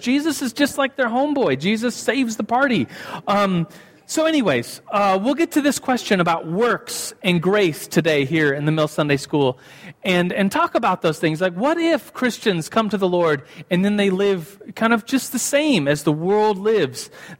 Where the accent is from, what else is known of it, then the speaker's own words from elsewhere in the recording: Germany; moved away as an adult; now in United States; And so when I came from Germany to, I moved at the time to New Mexico to start college, the University of New Mexico.